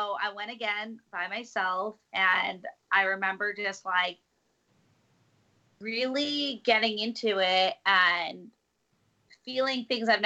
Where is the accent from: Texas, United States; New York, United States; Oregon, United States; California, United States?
New York, United States; New York City; I'm a New Yorker